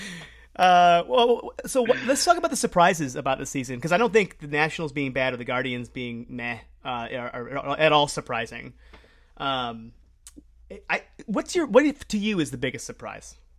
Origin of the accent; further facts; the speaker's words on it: Cleveland, Ohio, United States; growing up in Cleveland